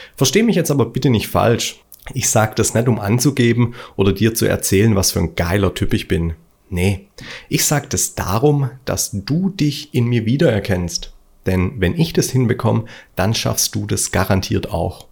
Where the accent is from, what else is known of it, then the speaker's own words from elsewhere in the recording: Stuttgart, Baden-Württemberg, Germany; Ich bin Stuttgarter und das hört man manchmal.